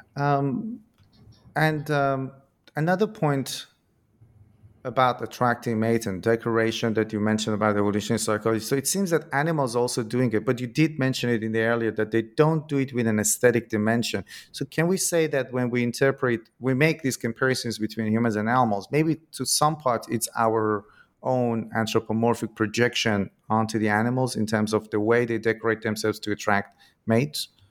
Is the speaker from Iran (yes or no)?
yes; Iran; moved away; I'm originally from Iran in my country